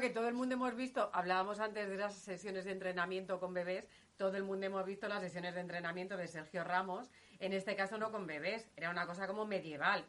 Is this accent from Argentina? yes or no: no; Guadalajara, Castilla-La Mancha, Spain; yo que soy de Guadalajara